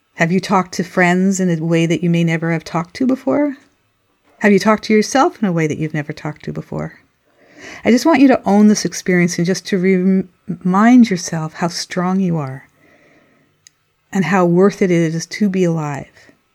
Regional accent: Montreal, Quebec, Canada; moved away; also born or lived in Cape Breton Island; I grew up in Montreal

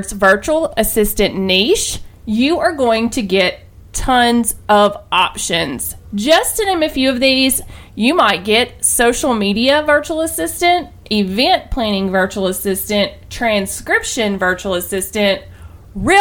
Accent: the South, Southern United States, United States; accent: southern; I know that my accent, my wonderful southern accent

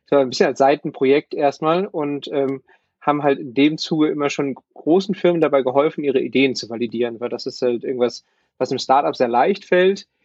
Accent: Bochum, North Rhine-Westphalia, Germany; ich bin Bochumer und habe eigentlich mein ganzes Leben hier im Ruhrgebiet mit so ein paar Stationen außerhalb, aber eigentlich hier verbracht.

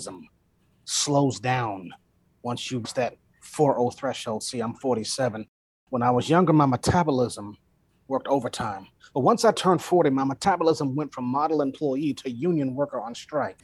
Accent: Cleveland, Ohio, United States; my hometown of Cleveland, Ohio.

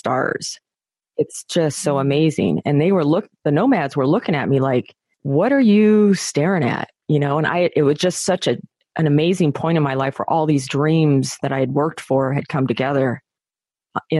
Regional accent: New Mexico, United States; grew up in New Mexico and I grew up in a trailer park in New Mexico

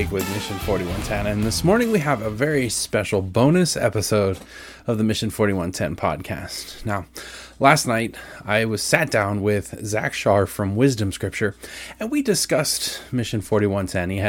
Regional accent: New Washington, Ohio, United States; So we started out in this little town called New Washington, which is over kind of by Mansfield.

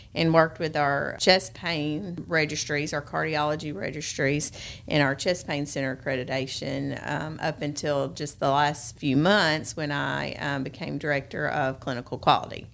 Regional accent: Memphis, Tennessee, United States; moved away as an adult; also born or lived in Arkansas; now in Jackson, United States; I was actually born and raised in Memphis, went to Bartlett High School.

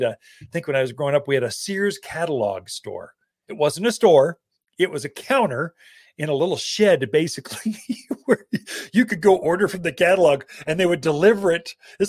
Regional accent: Prescott, Arizona, United States; born or raised there

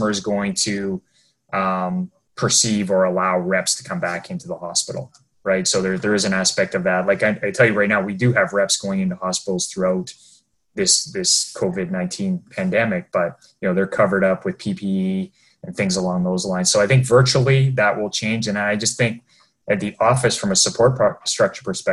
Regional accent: Ontario, Canada; moved away as an adult; now in Vancouver, Canada; we're both from Ontario

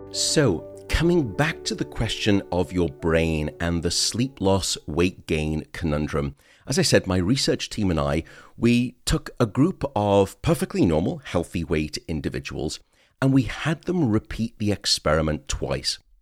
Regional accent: United Kingdom

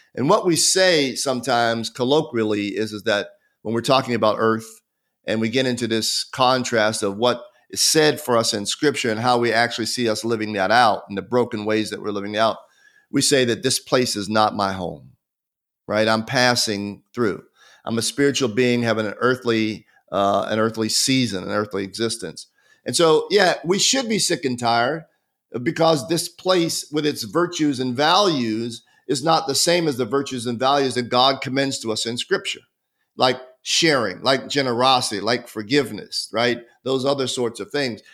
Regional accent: United States; also born or lived in Marietta, Georgia; I'm an American citizen

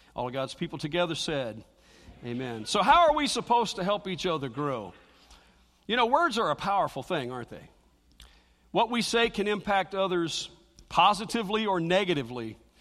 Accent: Cincinnati, Ohio, United States; moved away; growing up in the Baptist church, I lived over in Cincinnati

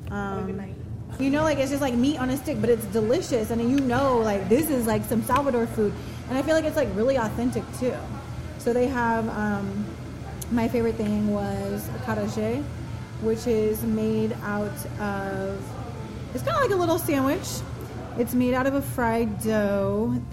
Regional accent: United States

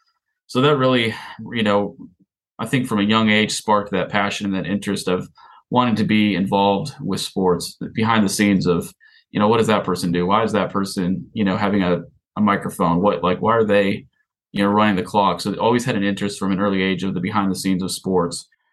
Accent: Big Rapids, Michigan, United States; moved away; Ferris State University in Big Rapids, Michigan is actually my hometown. And so I grew up running around in the sidelines at Top Tiger Field.

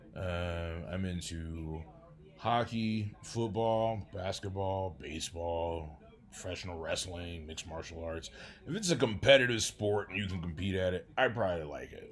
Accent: Detroit, Michigan, United States; now in Denver, United States; I do live in Denver, Colorado, but I originally, uh, came from Detroit, Michigan. I was born in Detroit, Michigan in nineteen eighty-three

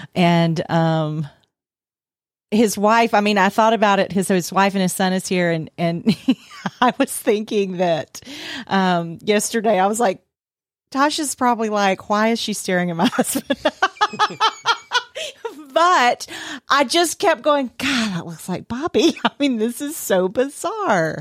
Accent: Nashville, Tennessee, United States; I grew up in Nashville, Tennessee

